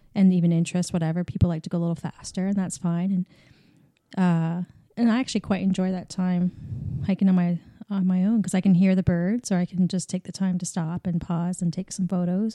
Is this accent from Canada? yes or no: yes; Canada; accent: Canadian